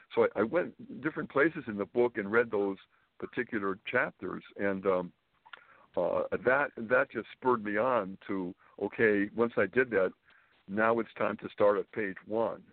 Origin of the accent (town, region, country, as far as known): Springfield, Massachusetts, United States; born or raised there; moved away as an adult; also born or lived in Boston / New York City; now in Manhattan, United States